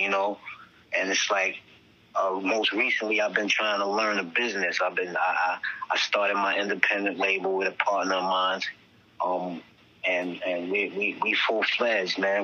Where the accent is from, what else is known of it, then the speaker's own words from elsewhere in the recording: New York City, New York, United States; I'm from Staten Island, although it's Staten Island, I'm from the most dangerous neighborhood in Staten Island between the 80s, the 90s, the 2000s